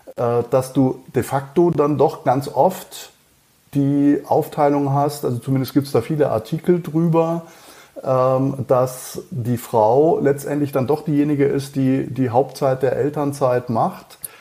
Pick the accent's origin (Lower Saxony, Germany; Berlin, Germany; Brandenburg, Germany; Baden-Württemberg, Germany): Baden-Württemberg, Germany; Schliengen; accent: Alemannic; ich bin in äh, Schlingen äh, aufgewachsen